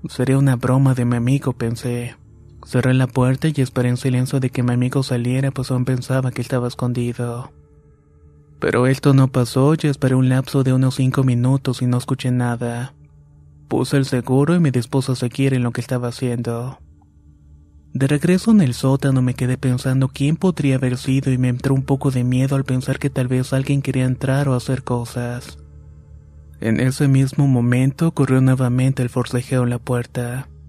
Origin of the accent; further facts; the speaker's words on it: Uriangato, Guanajuato, Mexico; moved away as an adult; now in Chicago, United States; Soy originario de Uringato, Guanajuato, pero hace más de 15 años que radico en Chicago, Illinois.